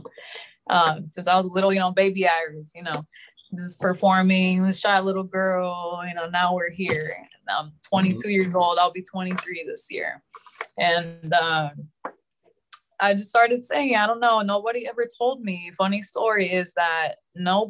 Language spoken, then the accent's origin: English; Houston, Texas, United States; also born or lived in Los Angeles, California; technically I was born in LA, but I grew up here in Houston. So I don't remember LA. I was like a baby